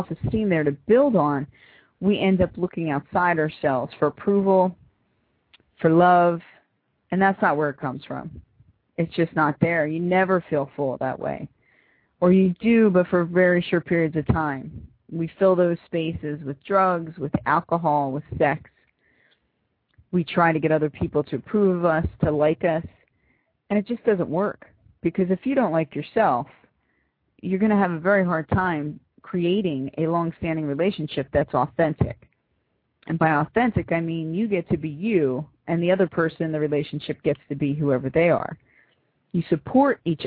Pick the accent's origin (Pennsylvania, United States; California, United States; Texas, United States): Pennsylvania, United States; Philadelphia; I'm from Philly.